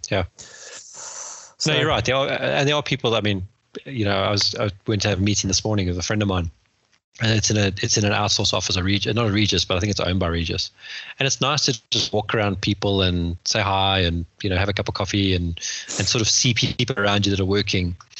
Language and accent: English; Johannesburg, Gauteng, South Africa; moved away as an adult; now in West Sussex, United Kingdom; back in Joburg where we grew up